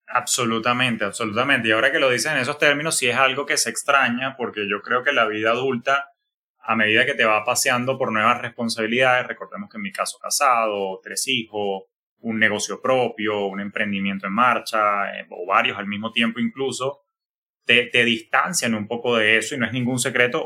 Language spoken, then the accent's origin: Spanish; Maracay, Aragua, Venezuela; moved away as an adult; also born or lived in Florida, United States; now in United States; Yo soy oriundo de Maracay, como tú bien sabes, pero quien me está conociendo, bueno, Maracay, Venezuela, es mi, mi la ciudad jardín, fue la que me vio nacer